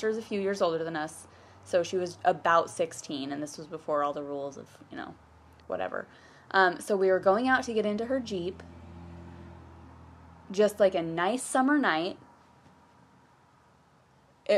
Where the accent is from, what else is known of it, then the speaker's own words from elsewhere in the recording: about 20 minutes outside of Portland, Oregon, United States; we are from Oregon, about 20 minutes outside of Portland.